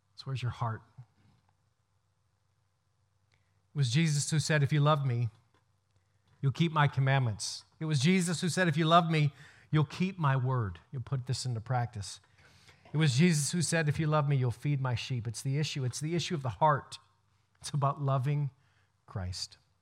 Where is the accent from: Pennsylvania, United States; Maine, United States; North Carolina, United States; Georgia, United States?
Maine, United States; Brewer; I grew up in Joshua Chamberlain's house in Brewer